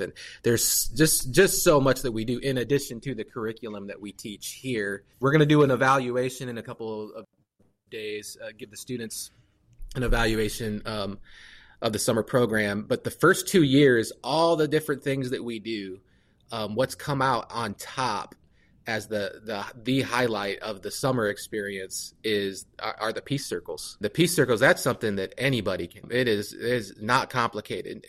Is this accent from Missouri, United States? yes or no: no; Fort Wayne, Indiana, United States; also born or lived in Atlanta, Georgia; I'm from Fort Wayne, born and raised